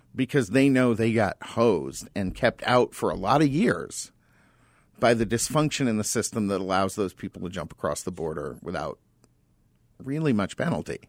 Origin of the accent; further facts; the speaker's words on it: Tucson, Arizona, United States; now in Phoenix, United States; I'm from Tucson, and, and, you know, I get, granted, I grew up there